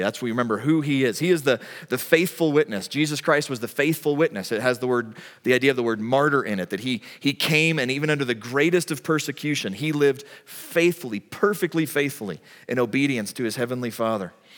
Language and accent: English; United States; as an American